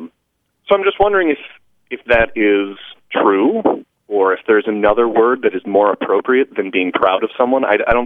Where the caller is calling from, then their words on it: Langley Air Force Base, Virginia, United States; I'm calling from Langley Air Force Base in Virginia.